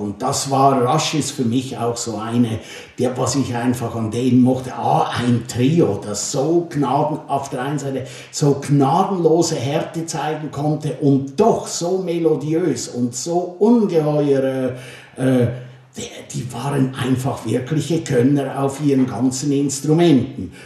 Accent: Switzerland; moved away as an adult; also born or lived in Germany; now in Rhineland, Germany; als Schweizer in den großen Kanton versetzt zu werden

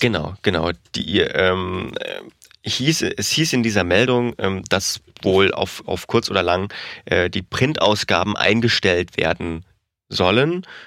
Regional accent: Thuringia, Germany; moved away; ich war wieder in Thüringen. Ich komme ja aus der Region, die freie, freies Wortland ist

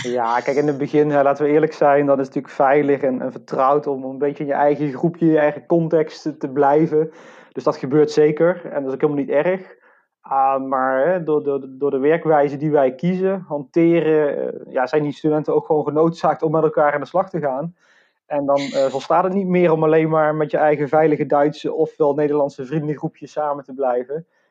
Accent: Venlo, Limburg, Netherlands; ik ben geboren in Venlo, maar ook echt letterlijk heel erg dicht bij die grens

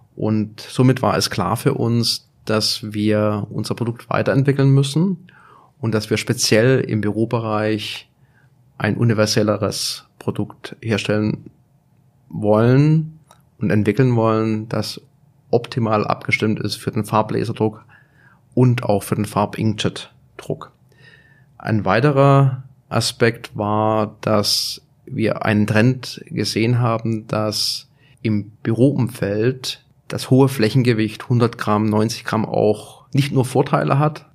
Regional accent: Germany; Ich komme aus Deutschland

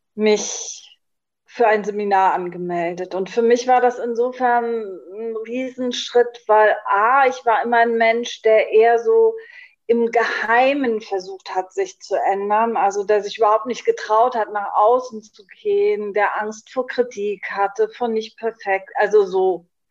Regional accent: Schleswig-Holstein, Germany; moved away as an adult; now in Berlin, Germany; ich bin gebürtige Schleswig-Holsteinerin. Ich habe bis zu meinem 50. Lebensjahr auch in Schleswig-Holstein gewohnt

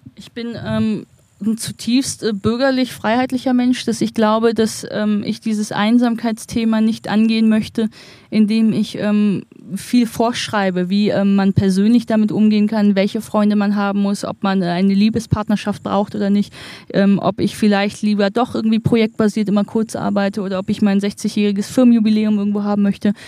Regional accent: Wuppertal, North Rhine-Westphalia, Germany; in meiner Heimatstadt Wuppertal

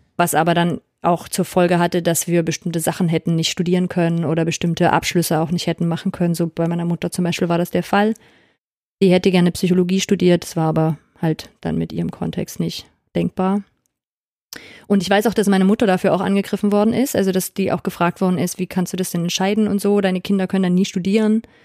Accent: East Germany, Germany; ich komme aus Ostdeutschland, aber aus der christlichen Blase.

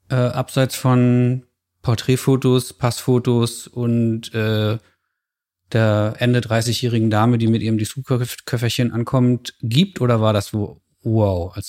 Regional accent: East Germany, Germany; ich bin Ossi.

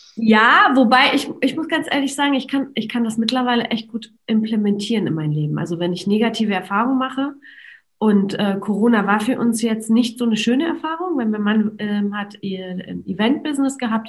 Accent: Poland; moved away; ich bin in Polen geboren

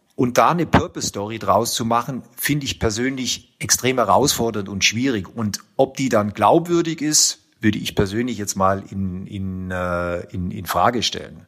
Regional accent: Tettnang, Baden-Württemberg, Germany; aus Tettnang, also aus meiner Heimat, äh, sprich 20 Kilometer vom, vom Bodensee entfernt

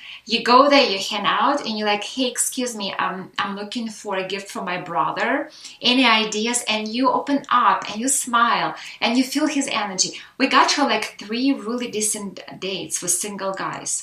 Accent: Russia; now in United States; I am Russian American

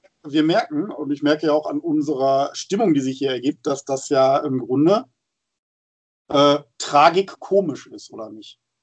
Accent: Friesland, Lower Saxony, Germany; moved away; da habe ich ja immer ein schönes Ohr hin in meine alte Heimat

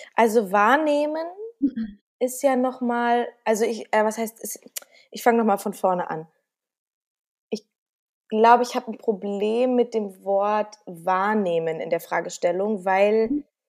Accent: Berlin, Germany; Aber ich bin ja auch ein Berliner Mädel. Ich bin ja auch äh, in Berlin geboren

